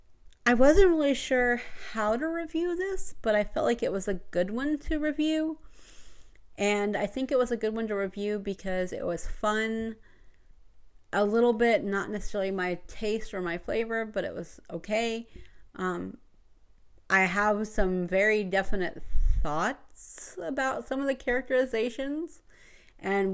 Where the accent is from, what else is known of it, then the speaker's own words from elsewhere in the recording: Georgia, United States; I come from Georgia and we have Tallulah Falls